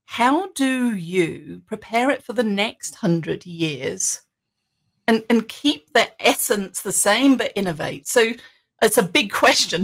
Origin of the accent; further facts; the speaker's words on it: England, United Kingdom; now in United States; growing up in England, we didn't have radio flyers